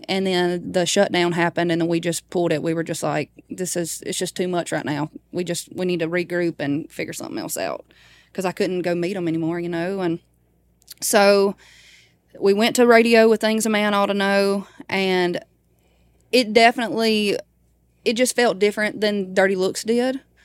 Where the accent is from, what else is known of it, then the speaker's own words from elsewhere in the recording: Baskin, Louisiana, United States; my hometown is called Baskin.